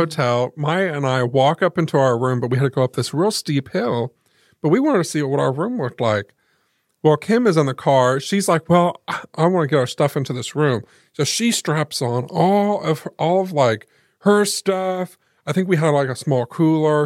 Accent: Muncie, Indiana, United States; also born or lived in Selma; we lived in Muncie

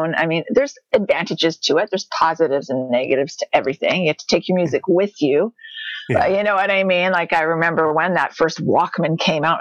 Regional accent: Toronto, Ontario, Canada; moved away as an adult; also born or lived in Thornhill; now in Saskatoon, Canada; Born and raised in Toronto and moved out here. I guess it's 12 years now we've been out on the prairies

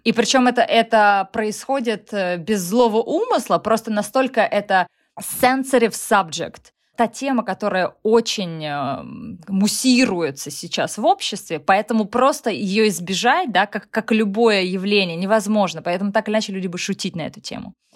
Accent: Russia; now in United States; мне с моим российским сознанием

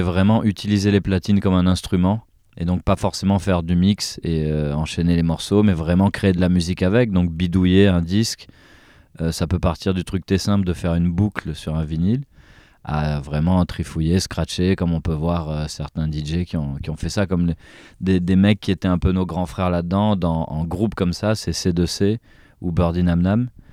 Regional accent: France; on, est quand même né en France

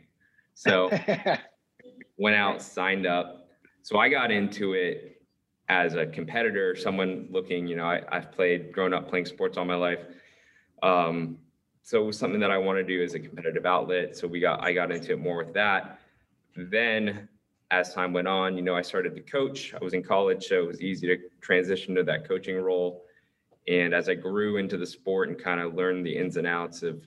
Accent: Gainesville, Florida, United States; I grew up in Gainesville.

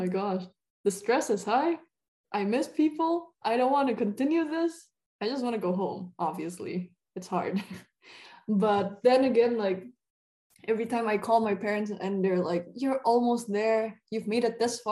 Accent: Indonesia; moved away as an adult; also born or lived in Germany

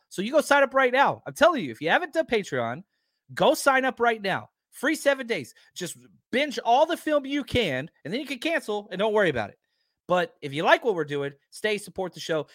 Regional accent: Dallas, Texas, United States; growing up in Dallas.

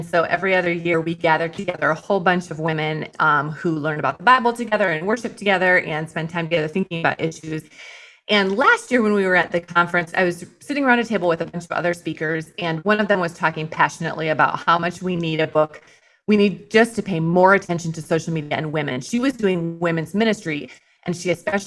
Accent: Iowa, United States; moved away as an adult; also born or lived in Chicago; I grew up in Iowa in the cornfields

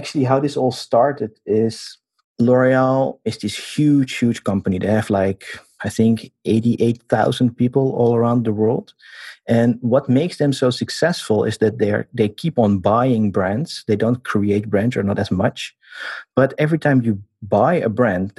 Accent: Amsterdam, North Holland, Netherlands; now in Paris, France; I was born in Amsterdam, but now I'm based in Paris

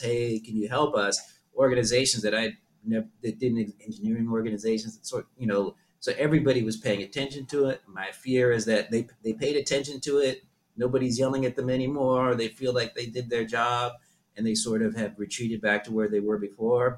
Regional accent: Southern California, United States; also born or lived in Berlin, Germany / Netherlands / New York / Tokyo, Japan; I grew up in Southern California.

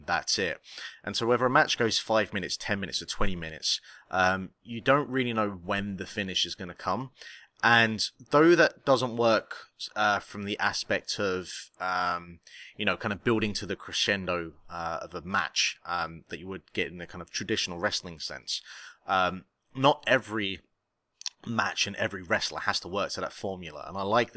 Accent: United Kingdom; I am actually from the United Kingdom.

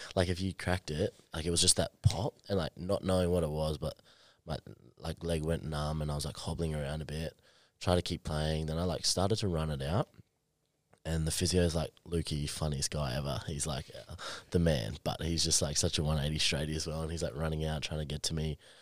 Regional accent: Queensland, Australia; also born or lived in Brisbane; now in Gold Coast, Australia; I'm a Queenslander

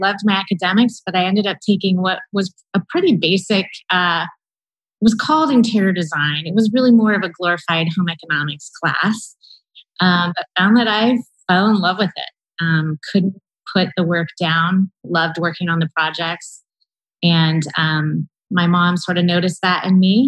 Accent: Columbus, Ohio, United States; Born and raised in Columbus, Ohio, so I'm definitely a Columbus girl.

